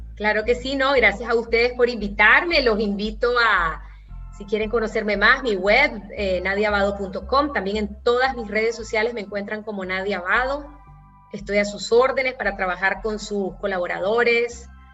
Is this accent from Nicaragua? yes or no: yes; Nicaragua